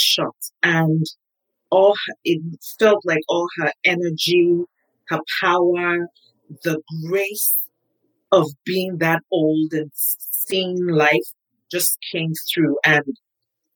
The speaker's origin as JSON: {"language": "English", "country": "Nigeria", "tie": "born or raised there", "moved": "as an adult", "lives_now": "United States", "said": "I was born in Nigeria, grew up in Nigeria. I moved to the States when I was 37."}